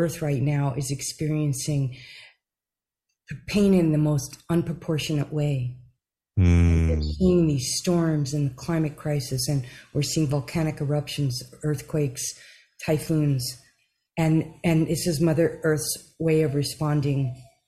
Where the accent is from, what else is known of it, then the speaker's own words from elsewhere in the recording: New Jersey, United States; also born or lived in Alaska / New York City; now in Big Island, Hawaii, United States; I was born and raised in New Jersey, right across the bridge